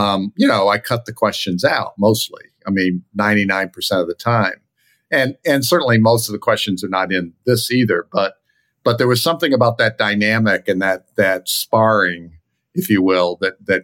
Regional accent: Virginia, United States; I grew up in Virginia

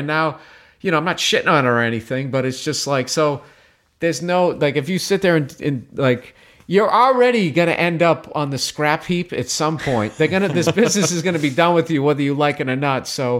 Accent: Boston, Massachusetts, United States; I grew up outside of Boston, the suburbs. And I always make sure that I say the suburbs.

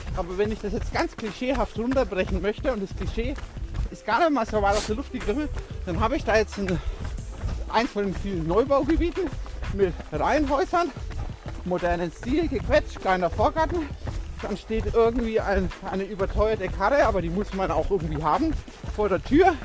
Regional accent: Schwabach, Bavaria, Germany; Also ich wohne in Schwabach

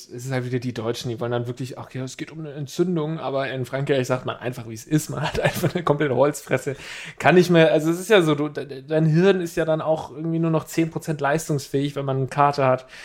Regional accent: Uganda; ich bin 21 Jahre alt. Ich komme aus Uganda und ich höre den Podcast seit einem Monat zu.

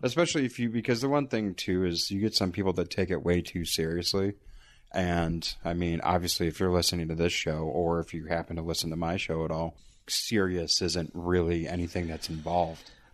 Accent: Buffalo, New York, United States; born or raised there

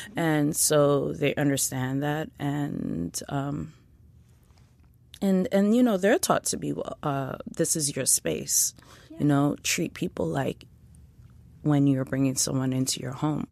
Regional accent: New York City, New York, United States; I grew up in East Flatbush, Brooklyn

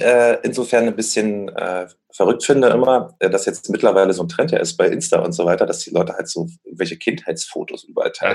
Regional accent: Berlin, Germany; ich bin ja in Berlin aufgewachsen

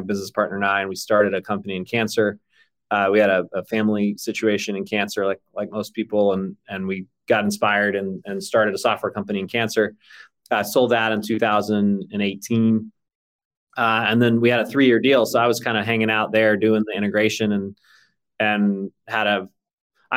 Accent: Texas, United States; I grew up in Texas largely

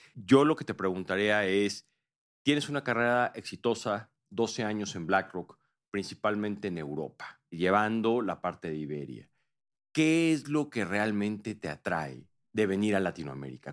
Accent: Mexico; yo como mexicano y como profesional de inversión

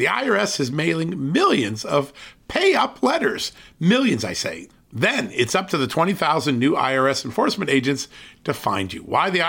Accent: Virginia, United States; my home state of Virginia

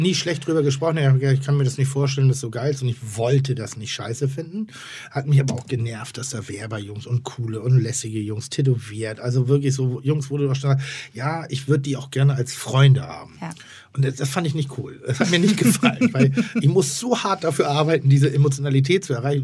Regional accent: Northern Germany, Germany; ich bin Norddeutscher

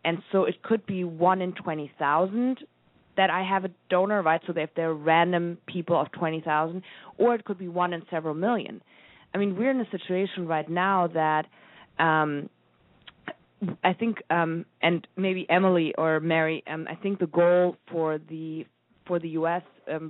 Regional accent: Germany; I love wine. I'm from Germany.

